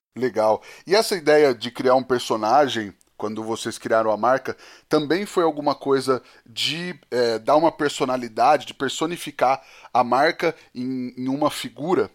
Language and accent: Portuguese; interior of São Paulo, Brazil; moved away; Eu, eu cresci em Pernápolis, mais pro interior de São Paulo ainda